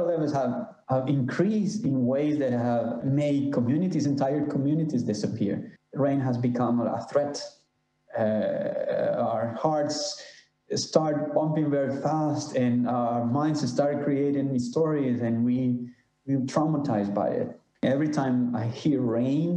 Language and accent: English; Honduras; I'm from Honduras, Central America